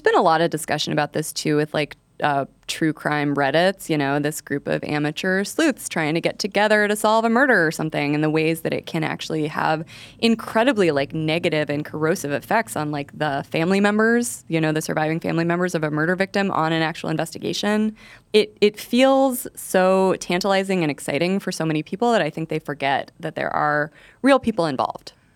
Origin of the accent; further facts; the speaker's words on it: New Mexico, United States; I did not grow up in the alien part of New Mexico